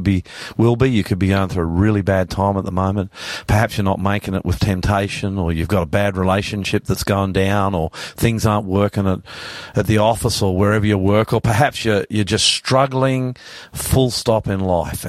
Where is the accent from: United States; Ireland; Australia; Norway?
Australia; I'm an ordinary Aussie